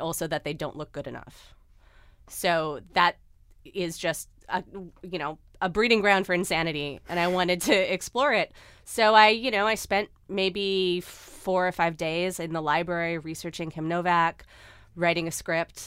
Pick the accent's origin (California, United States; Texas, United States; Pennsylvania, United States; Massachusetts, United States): California, United States; Los Angeles; as a teenager growing up